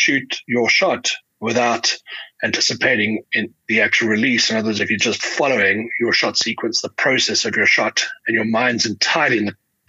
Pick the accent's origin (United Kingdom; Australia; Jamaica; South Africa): South Africa; Johannesburg, Gauteng; I'm a South African. I live in Johannesburg. I born and bred here